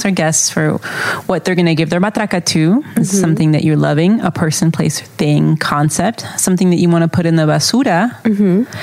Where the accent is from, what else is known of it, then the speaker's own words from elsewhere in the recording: Texas, United States; For instance, I was raised in Texas and my family and I have been victims of racism, so I know it's very real